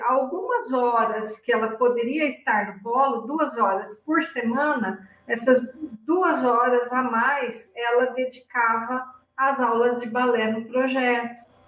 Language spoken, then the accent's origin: Portuguese; near Ibitinga, São Paulo, Brazil; moved away as an adult; also born or lived in Curitiba; chegou a hora de voltar para minha terra, né? E eu voltei bem próximo da cidade onde eu nasci. Eu nasci numa cidade vizinha, onde mora minha família aqui